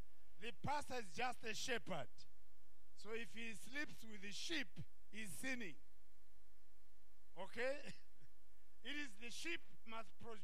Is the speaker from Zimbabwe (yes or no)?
yes; Zimbabwe; also born or lived in Malawi; I was born in Zimbabwe from a Malawian father, a Zambian mother.